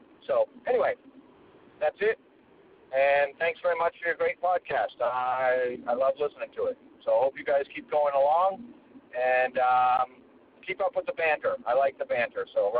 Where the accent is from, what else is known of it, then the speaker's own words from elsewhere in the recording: United States; I am American